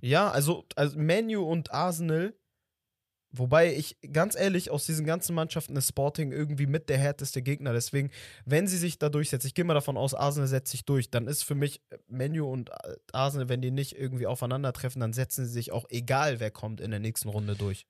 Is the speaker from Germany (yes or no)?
no; Portugal; als Portugiese